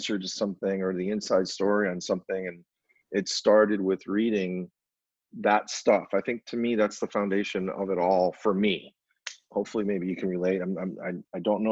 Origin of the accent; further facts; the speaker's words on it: Rochester, New York, United States; now in Arizona, United States; We had two papers in my hometown of Rochester, New York